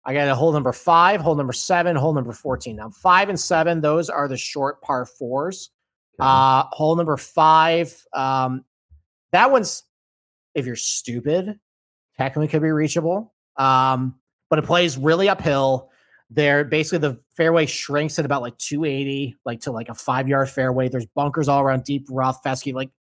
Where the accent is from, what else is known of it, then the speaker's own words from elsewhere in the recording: New York, United States; And in my hometown, Oak Hill Country Club, 2013 PGA Championship, which they have just ripped up and put new bent grass in.